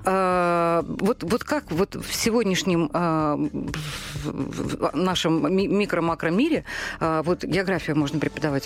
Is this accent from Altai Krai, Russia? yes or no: no; Saratov, Saratov Oblast, Russia; moved away; я бы человек провинциальный, да, я из Саратова